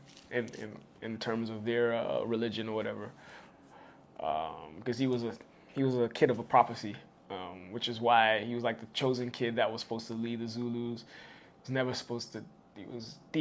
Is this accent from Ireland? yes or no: no; Ghana; in Ghana, we're a British colony